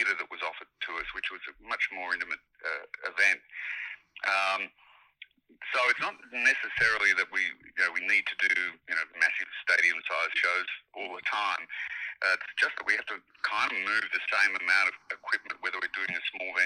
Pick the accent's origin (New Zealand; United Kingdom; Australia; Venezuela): Australia; we're Australian